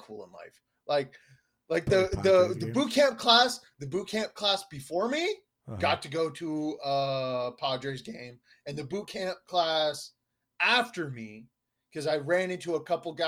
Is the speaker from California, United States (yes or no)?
yes; Southern California, United States; I'm from Southern California.